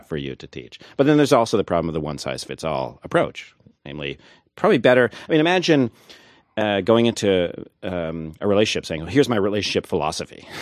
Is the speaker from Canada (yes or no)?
yes; Thunder Bay, Ontario, Canada; now in United States; I grew up in Thunder Bay, Ontario, so my Canadian creds are actually better than yours